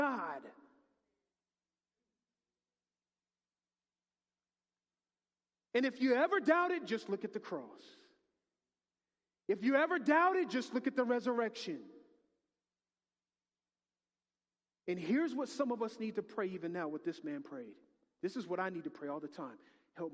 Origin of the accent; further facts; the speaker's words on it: United States; I'm too American.